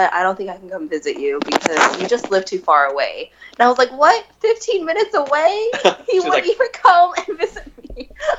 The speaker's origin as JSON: {"language": "English", "town": "Simi Valley", "region": "California", "country": "United States", "tie": "born or raised there", "said": "Because he grew up in Calexico, and I grew up in Simi Valley, which is, the widest area that you can ever be in."}